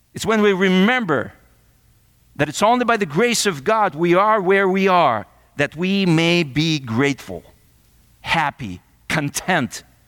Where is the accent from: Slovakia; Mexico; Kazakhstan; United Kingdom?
Kazakhstan; now in United States; I'm from Kazakhstan